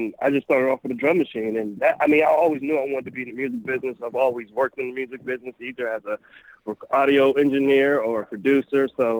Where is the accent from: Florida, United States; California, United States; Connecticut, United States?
California, United States; Berkeley; now in Los Angeles, United States; I'm from Berkeley, California, but now we all live in Los Angeles.